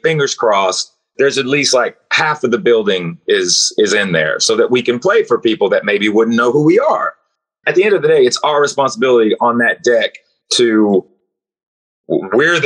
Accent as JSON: {"language": "English", "town": "Knoxville", "region": "Tennessee", "country": "United States", "said": "I'm from Knoxville, Tennessee, in the United States"}